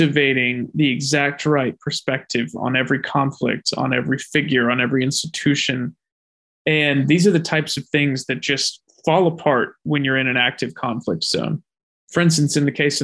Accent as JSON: {"language": "English", "country": "United States", "said": "I'm an American"}